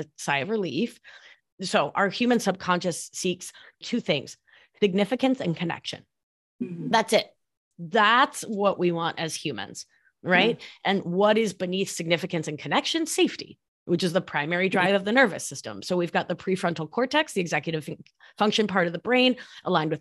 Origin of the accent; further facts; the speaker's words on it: Argentina; first language Spanish; English is a second language; moved away; I'm from Argentina